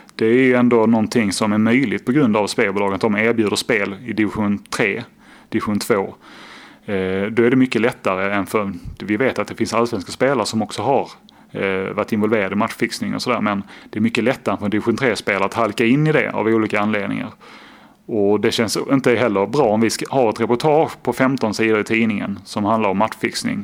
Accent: Skåne, Sweden; now in Gothenburg, Sweden; Jag är eh, från Skåne, bor då i Göteborg

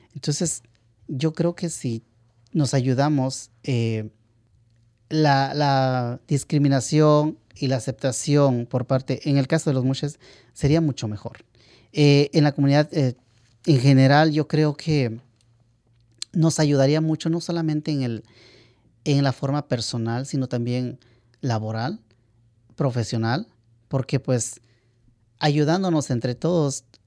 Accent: Valley of Oaxaca, Mexico; now in Los Angeles, United States; yo soy ah, del Valle de Oaxaca, la región del Valle. Oaxaca está dividido en ocho regiones y yo soy del Valle.

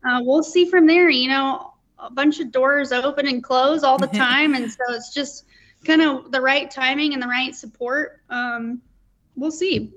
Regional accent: Colorado Springs, Colorado, United States; I grew up in Colorado Springs, Colorado

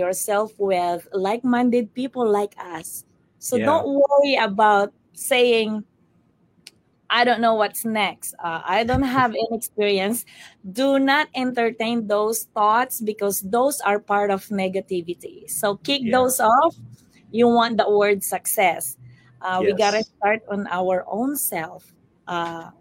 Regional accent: Philippines; now in Kentucky, United States; I'm from the Philippines

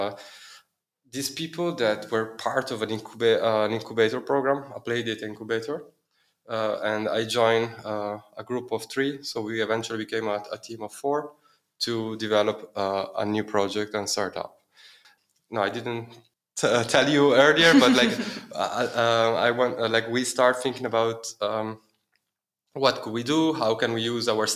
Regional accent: Milan, Lombardy, Italy; moved away as an adult; also born or lived in Dublin, Ireland; now in Berlin, Germany; I'm from Milan, I'm from Italy, where I study economics and business law

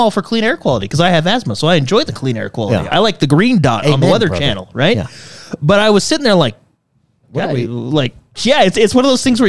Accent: near Los Angeles, California, United States; now in Utah, United States; So we grew up near Los Angeles, right?

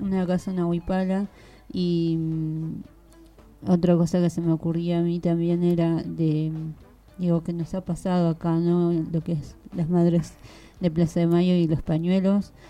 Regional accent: Bolivia; now in Argentina; como pueblo boliviano, como hermana quechua aymara

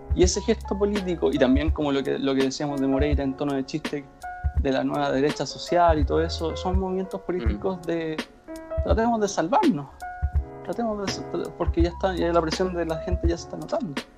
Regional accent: Rancagua, O'Higgins, Chile; soy de Rancagua

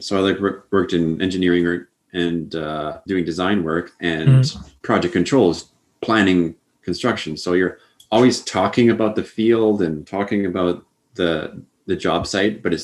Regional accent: Canada; also born or lived in Plainfield, Illinois; for me, coming into the U.S. as a Canadian

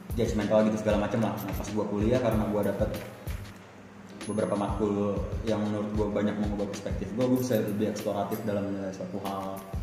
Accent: West Jakarta, Jakarta, Indonesia; gue berangkat dari salah satu SMA di Jakarta Barat

